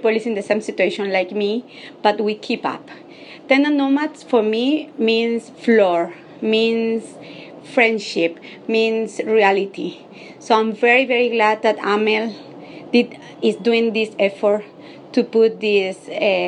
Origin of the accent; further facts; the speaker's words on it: Venezuela; English is a second language; now in New York, United States; I'm from Venezuela, and I'm living now in New York